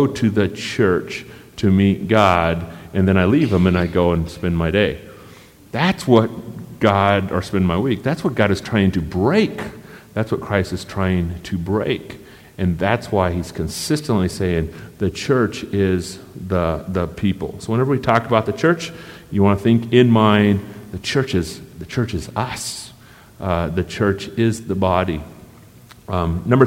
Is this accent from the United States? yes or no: yes; United States; I'm from America